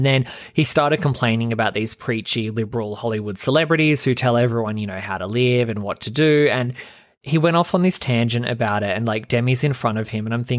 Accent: Australia; I'm from a small town where I grew up in Australia, and I moved to Sydney on my own when I was 16, and it was really fucking hard.

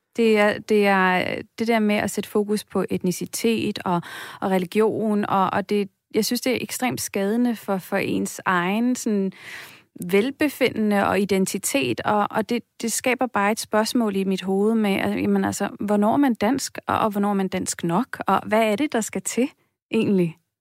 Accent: Denmark

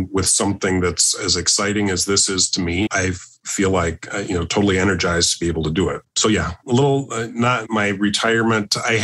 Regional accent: Austin, Minnesota, United States; We're both from the Austin High School class of 1981

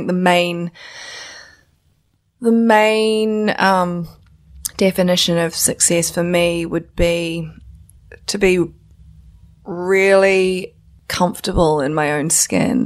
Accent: South Island, New Zealand; moved away; also born or lived in China (ancestry); I'm Chinese, so my parents are from China, but I was born in New Zealand

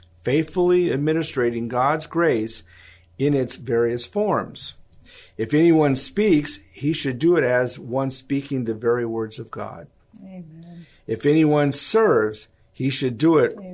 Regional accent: United States; we're from America

